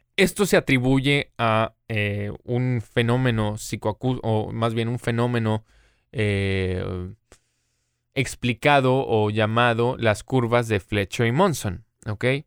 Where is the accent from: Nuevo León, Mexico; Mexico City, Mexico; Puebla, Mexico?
Nuevo León, Mexico; Monterrey; also born or lived in United States; hasta que regresé aquí a, mi ciudad natal, Monterrey, en México